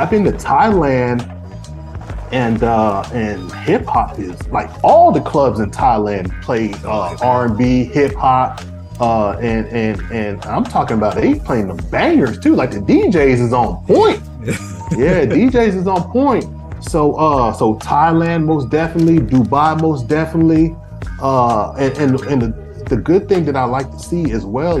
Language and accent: English; Atlanta, Georgia, United States; I'm from Boulder Crest, East Atlanta